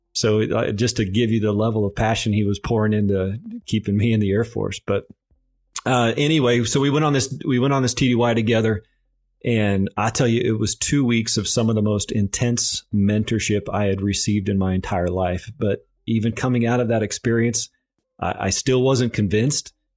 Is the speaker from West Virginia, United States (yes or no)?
no; Overton, Nebraska, United States; moved away as an adult; I grew up in a small farming and ranching community in south central Nebraska, and I believe The population of my hometown of Overton is sitting around four hundred and fifty people.